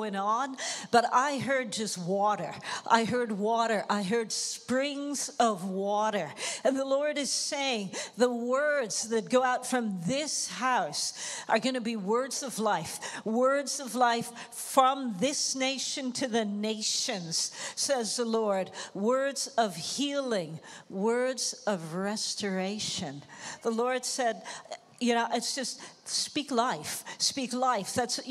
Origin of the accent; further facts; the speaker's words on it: Toronto, Ontario, Canada; moved away as an adult; also born or lived in Jamaica; now in Amsterdam, Netherlands; my family moved to Toronto in Canada. And so that's where I grew up